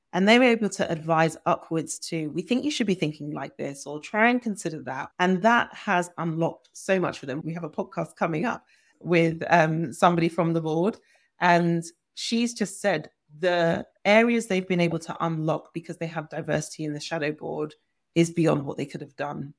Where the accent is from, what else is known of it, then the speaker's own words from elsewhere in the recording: Nigeria; I'm Nigerian